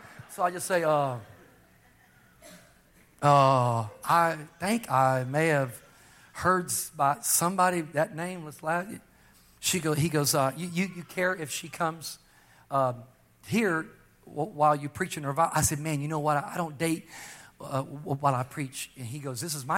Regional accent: Texas, United States; also born or lived in California; I was from Texas, I was born in Texas, but I had been preaching in California for a long time.

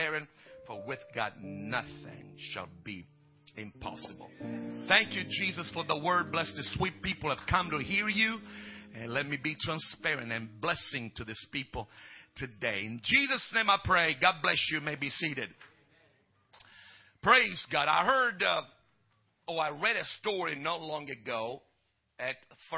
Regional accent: Italy; moved away as an adult; I came from Italy and I moved here. And, you know, I was just an Italian, so I'm still am in some measure.

